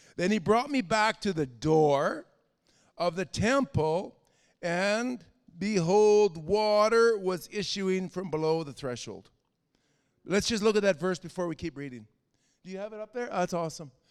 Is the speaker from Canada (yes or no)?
yes; Canada; As a Canadian, I had to learn to walk away from my Canadian identity